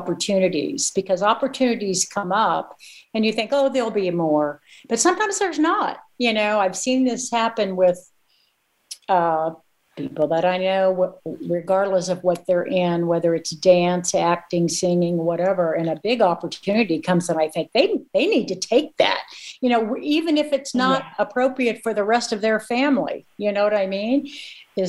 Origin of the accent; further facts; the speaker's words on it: Missouri, United States; I'm a small town girl myself. So, and I'm actually from Missouri, my birthplace.